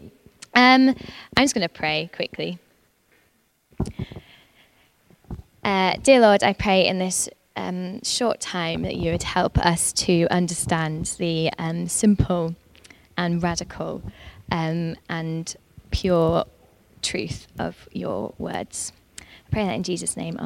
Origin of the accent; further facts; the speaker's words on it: North Lancashire, North West England, United Kingdom; I'm from North Lancashire. I'm a Lancashire lass